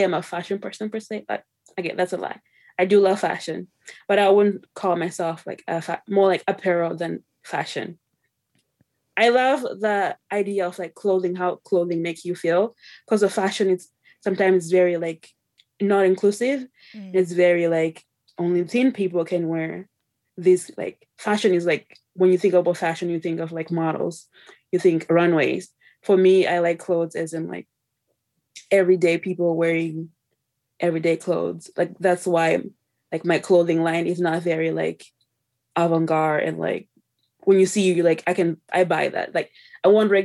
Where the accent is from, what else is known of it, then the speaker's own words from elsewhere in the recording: Zimbabwe; now in Canada; I was born in Zimbabwe, came to Canada in 2005.